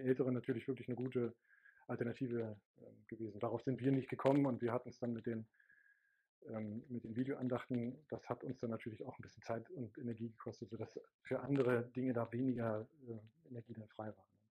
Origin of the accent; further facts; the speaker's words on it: GDR, East Germany, Germany; now in Hamburg, Germany; bin ja aus der DDR